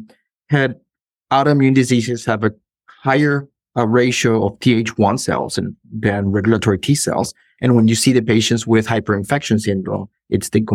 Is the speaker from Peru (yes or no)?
yes; northern Peru, Peru; moved away as an adult; also born or lived in Lima, Peru; now in Indiana, United States; I'm originally from Peru. I grew up in a beach town in the north of Peru, but then I moved to Lima